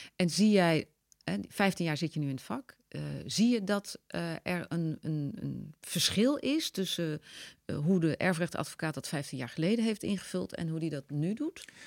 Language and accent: Dutch; Netherlands; wij als Nederlanders